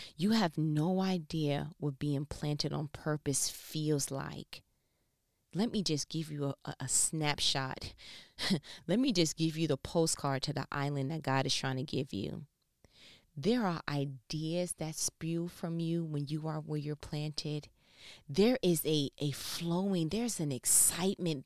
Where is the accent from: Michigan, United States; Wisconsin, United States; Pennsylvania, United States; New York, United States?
New York, United States; moved away as an adult; now in Southern United States; I'm from New York. I came to the South. This is, you know, I, I've worked in New York, 'cause born and raised, right, here, and came to the South